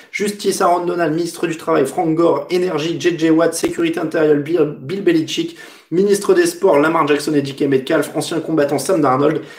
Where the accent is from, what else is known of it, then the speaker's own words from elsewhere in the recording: France; chez nous en France